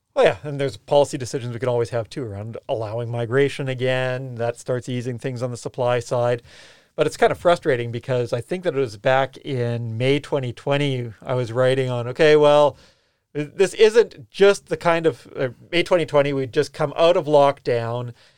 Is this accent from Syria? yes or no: no; Canada; now in New Zealand; I'm Canadian.